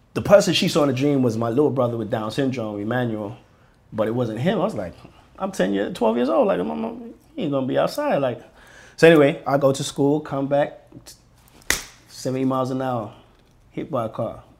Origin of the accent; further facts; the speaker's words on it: London, United Kingdom; now in United States; being Nigerian and where, where we and being born in London